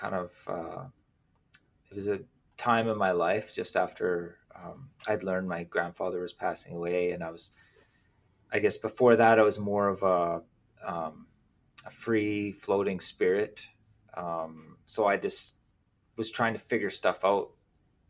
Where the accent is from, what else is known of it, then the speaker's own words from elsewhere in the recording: northern Saskatchewan, Canada; moved away as an adult; now in Vancouver Island, Canada; It's farmland where I grew up, and northern Saskatchewan's really rough winter